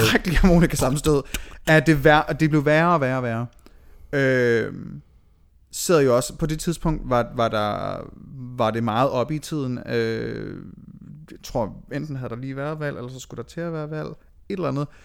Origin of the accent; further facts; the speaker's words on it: Aalborg, North Denmark Region, Denmark; moved away; Jeg boede stadigvæk hjemme i Aalborg.